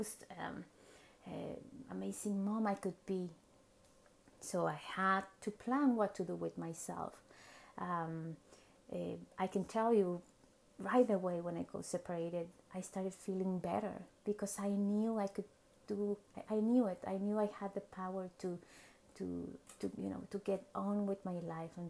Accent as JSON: {"language": "English", "region": "Mexico City", "country": "Mexico", "tie": "born or raised there", "second_language": "English", "moved": "as an adult", "lives_now": "Vancouver, Canada", "said": "I was born and raised in Mexico City, and then I moved to Vancouver, Canada"}